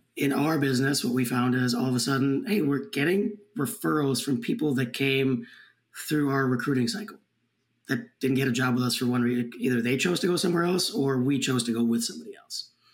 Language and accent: English; Minneapolis, Minnesota, United States; I grew up in the Minneapolis area